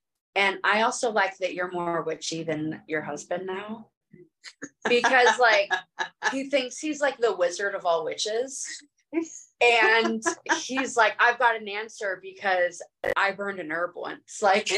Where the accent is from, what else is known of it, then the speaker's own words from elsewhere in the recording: California, United States; So no surprise, like I'm from California, and it's just so different there. And like everybody has different like religions, different, even growing up in the mountains like I did.